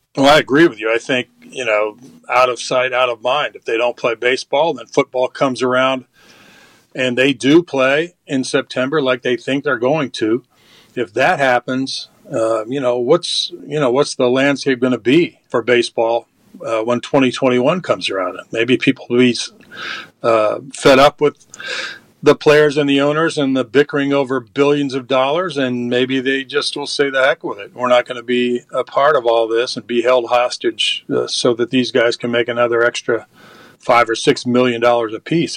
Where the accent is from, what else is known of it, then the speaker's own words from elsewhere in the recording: Elmhurst, Illinois, United States; Elmhurst College, which uh, is in my hometown, Elmhurst.